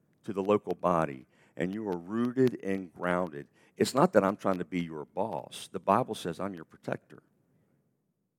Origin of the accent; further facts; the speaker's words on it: United States; we're American